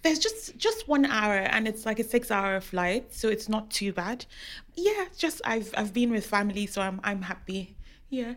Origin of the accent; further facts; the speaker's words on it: Rivers State, Nigeria; moved away; also born or lived in Lagos; I'm from River State, and some some of the fabrics we we wear have animal heads on them